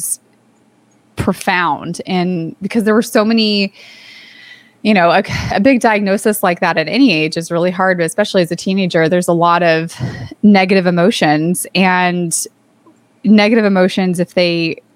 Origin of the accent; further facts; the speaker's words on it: Santa Cruz, California, United States; there was an organization in my hometown in Santa Cruz, California called Jacob's Heart